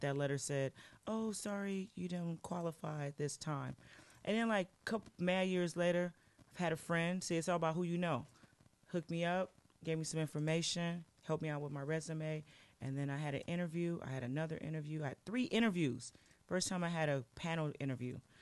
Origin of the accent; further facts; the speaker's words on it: Los Angeles, California, United States; now in Portland, United States; I was born in Los Angeles, California